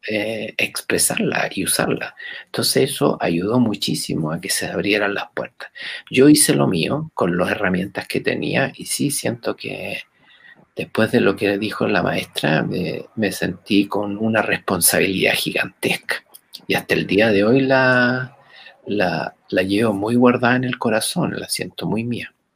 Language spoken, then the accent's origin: Spanish; Chile; por las venas de todos los chilenos corre sangre africana